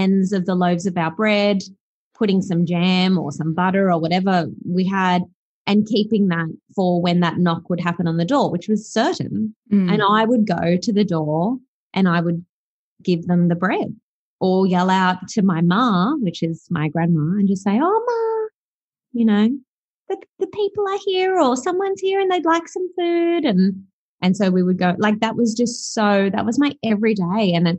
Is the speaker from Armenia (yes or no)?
no; Australia; accent: Australian; also born or lived in South Africa; I started kindergarten here in Australia. And I just remember instantly mimicking the Australian accent, instantly, like on day one.